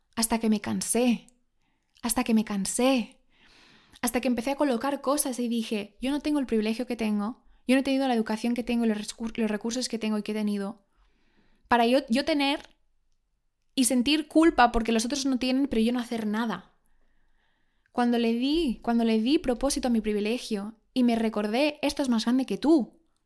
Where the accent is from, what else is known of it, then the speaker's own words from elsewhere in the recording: Spain; yo soy española